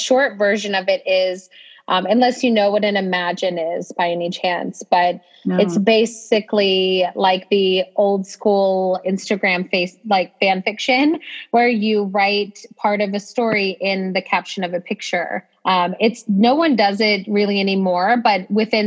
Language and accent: English; Ohio, United States; moved away as an adult; also born or lived in Texas; I grew up in a pretty small town in Ohio